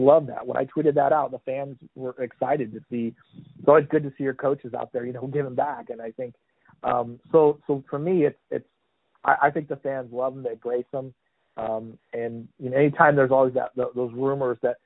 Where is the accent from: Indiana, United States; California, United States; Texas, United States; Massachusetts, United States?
Indiana, United States; now in Florida, United States; I'm from Indiana originally, and so I grew up being, you know, a basketball fan first.